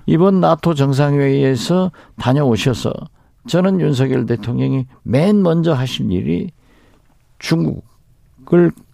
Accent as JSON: {"language": "Korean", "town": "Jindo", "region": "South Jeolla", "country": "South Korea", "tie": "born or raised there", "moved": "yes", "said": "저희 고향 진도에서 자고"}